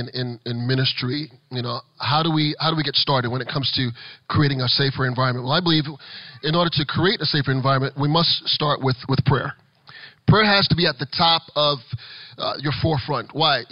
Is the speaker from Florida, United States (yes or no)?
yes; Florida, United States; you heard that I'm the guy from South Florida, you're going, why is the guy from South Florida teaching us how to be safe during the pandemic?